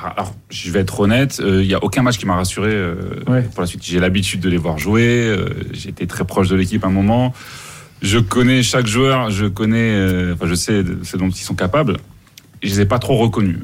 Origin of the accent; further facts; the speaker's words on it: Mali; même à Bamako, chez nous au Mali